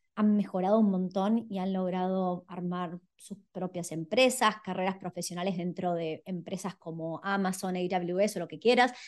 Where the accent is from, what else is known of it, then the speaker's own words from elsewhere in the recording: Buenos Aires, Argentina; moved away; yo soy de Buenos Aires, no tenía la playa a 200 metros